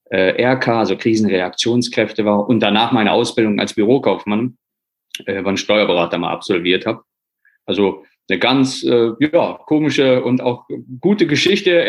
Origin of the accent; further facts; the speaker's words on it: Poland; born there; ich bin gebürtiger Pole, muss man einfach sagen.